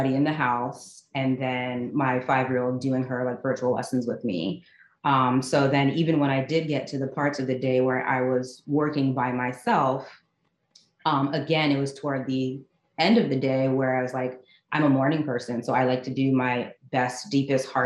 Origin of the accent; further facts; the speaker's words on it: Teaneck, New Jersey, United States; moved away as an adult; also born or lived in Maryland; I was born and raised in Teaneck, New Jersey